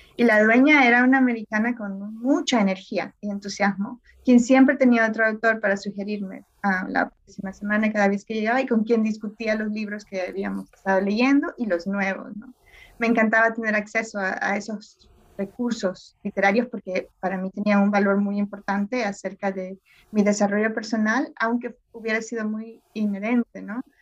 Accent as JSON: {"language": "Spanish", "country": "El Salvador", "tie": "born or raised there", "moved": "yes", "said": "crecí en El Salvador"}